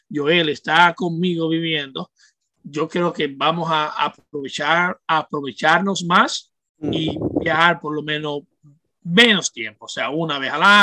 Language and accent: Spanish; Santo Domingo, Distrito Nacional, Dominican Republic; moved away as an adult; me crié 18, 17 años en República Dominicana y me crié allá, o sea, conocí lo que era la pobreza, porque vengo de un barrio pobre